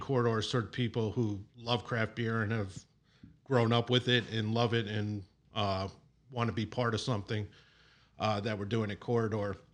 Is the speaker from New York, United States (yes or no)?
yes; Long Island, New York, United States; moved away as an adult; also born or lived in Lancaster, Pennsylvania / Pittsburgh; now in Chicago, United States; I grew up in New York on Long Island